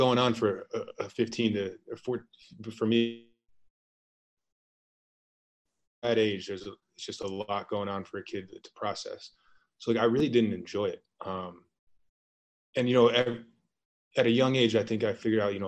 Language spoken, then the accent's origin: English; South Kingstown, Rhode Island, United States; moved away as an adult; also born or lived in Lyon, France / Italy / Gainesville / Chicago; now in Japan; I'm from South Kingston, Rhode Island.